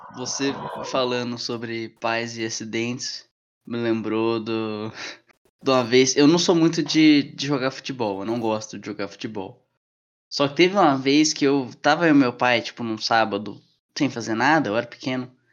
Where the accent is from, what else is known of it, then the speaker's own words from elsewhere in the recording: Curitiba, Paraná, Brazil; moved away; Eu morei a maior parte da minha infância em Curitiba